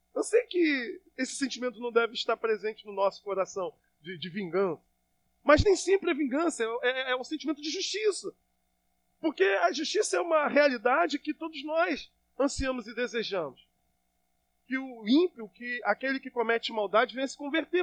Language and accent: Portuguese; Brazil; como brasileiro